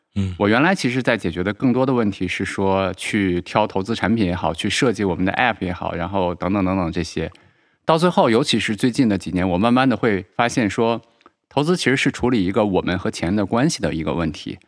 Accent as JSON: {"language": "Chinese", "country": "China", "said": "我们中国人"}